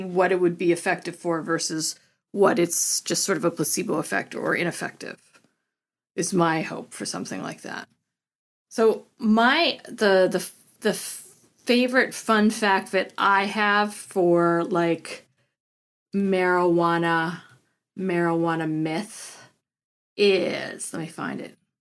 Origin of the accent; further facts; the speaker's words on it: Colorado, United States; growing up in Colorado